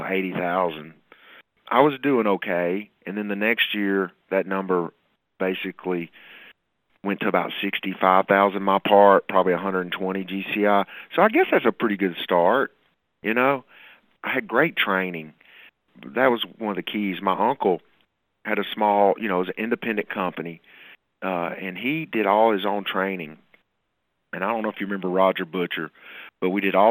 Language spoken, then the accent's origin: English; Murfreesboro, Tennessee, United States; here in Murfreesboro, my hometown